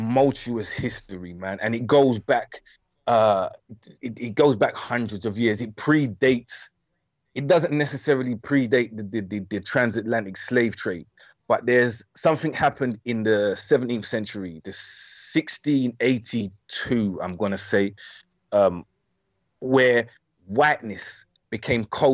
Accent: London, United Kingdom; My experience as a black man in East London

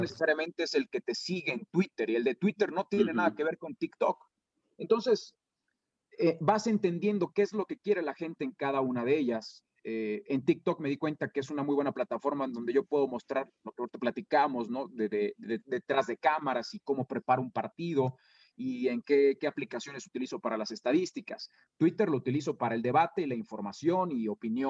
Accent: Irapuato, Guanajuato, Mexico; also born or lived in Mexico City / León; Yo nací en la Ciudad de México y fue hasta los seis años, cuando yo tenía seis años, cuando mis padres decidieron cambiar de, de, de aires y se fueron a vivir a Irapuato.

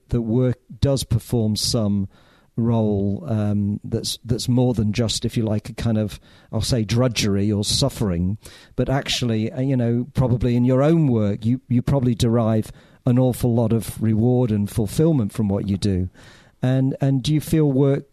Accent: Bury, North West England, United Kingdom; I grew up quite near you, actually, Angus, because I grew up in Bury

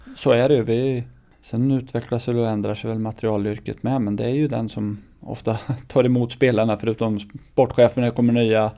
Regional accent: Örebro County, Sweden; also born or lived in Färjestad; man är uppväxt utanför Örebro här

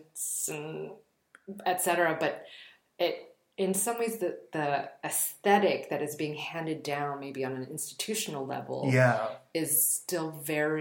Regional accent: Bay Area, California, United States; moved away; In the Bay Area, I feel like being a person of color wasn't a thing

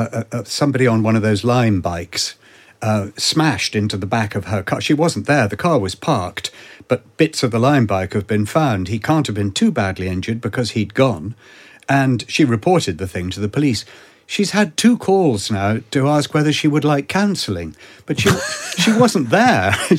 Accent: United Kingdom; Being British, I did the usual thing and took absolutely no notice and pretended it wasn't happening and carried on walking.

